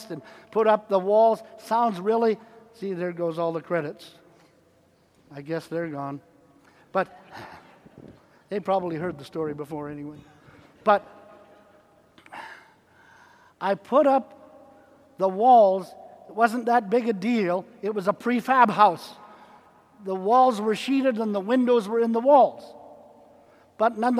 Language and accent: English; Canada; now in United States; I'm a Canadian